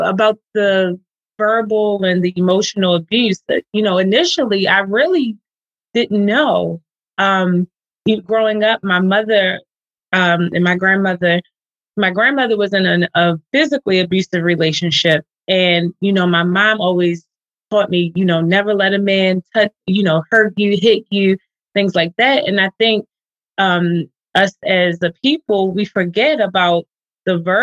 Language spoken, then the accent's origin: English; Baltimore, Maryland, United States; I'm from Baltimore, Maryland